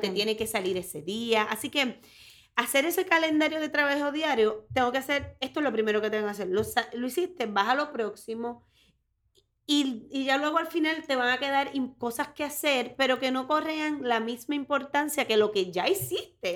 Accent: Orocovis, Puerto Rico; soy de Orocovis, soy del campo de Puerto Rico

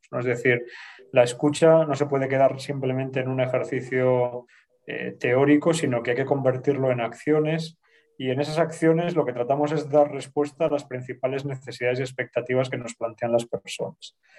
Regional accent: Bilbao, Basque Country, Spain; moved away as an adult; now in Madrid, Spain; yo soy de Bilbao

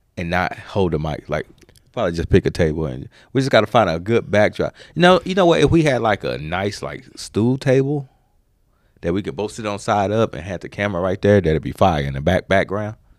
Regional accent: United States; I'm American

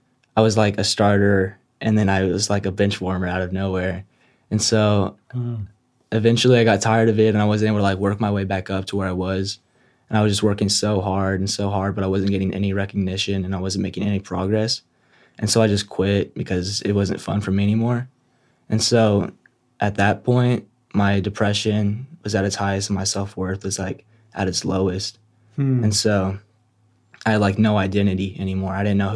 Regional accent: San Antonio, Texas, United States; moved away; I'm from San Antonio.

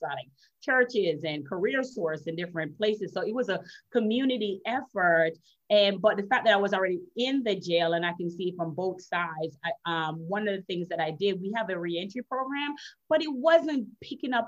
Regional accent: Jamaica; accent: Jamaican; now in Florida, United States; I'm originally from Jamaica. I'm Jamaican and Chinese

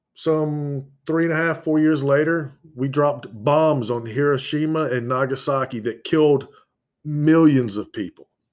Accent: United States; I was born here. I am American by birth.

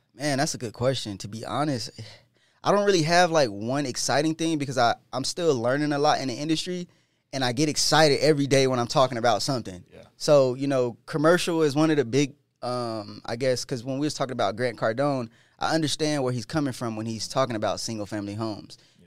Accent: Del Mar, California, United States; now in Denver, United States; I'm originally from California, Del Mar, California, which is one of the richest areas in California. And when I when my mom moved out there into the low income apartments

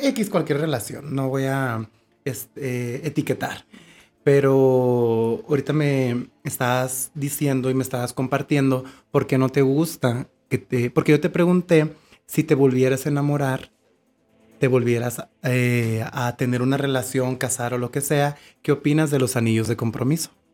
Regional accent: Mexico; como mexicanos estamos criados

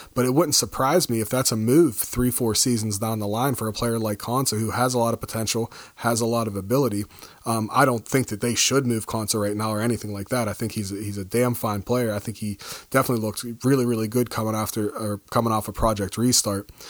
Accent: United States; being an American

